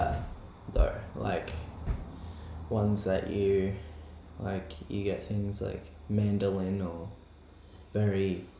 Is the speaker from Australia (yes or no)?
yes; Australia; We're Australian